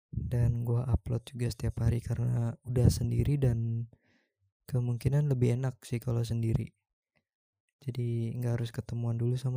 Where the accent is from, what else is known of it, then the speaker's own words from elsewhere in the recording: Jakarta, Indonesia; now in Bali, Indonesia; Gue tinggal di Bali dan gue asli Jakarta.